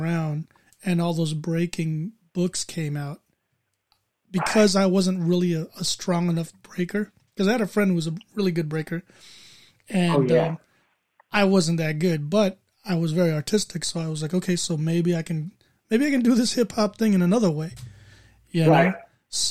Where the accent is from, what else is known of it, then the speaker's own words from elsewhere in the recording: San Francisco, California, United States; I grew up in the Mission